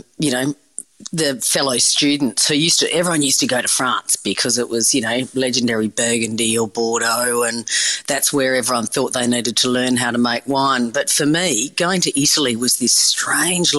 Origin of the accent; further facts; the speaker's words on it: Perth, Western Australia, Australia; growing up in Perth, I grew up on the beach